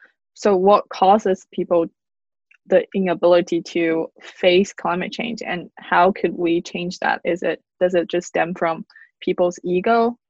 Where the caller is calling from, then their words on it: California, United States; I'm calling you from California